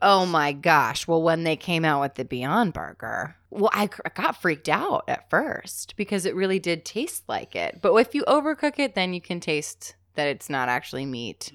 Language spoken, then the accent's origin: English; New Jersey, United States; I'm from South Jersey